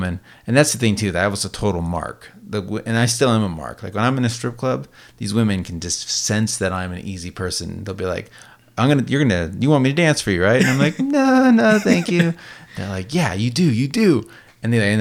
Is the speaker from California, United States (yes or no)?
yes; Sacramento, California, United States; now in Roseville, United States; I'm from Sacramento